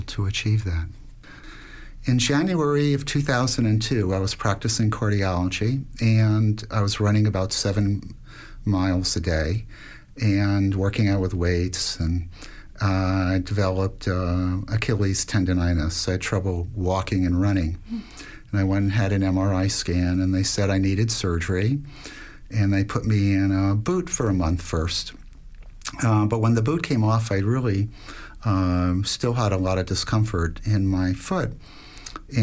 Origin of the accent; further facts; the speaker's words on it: Miami, Florida, United States; moved away as an adult; also born or lived in Washington, D.C. / Atlanta, Georgia; I grew up in Miami, Florida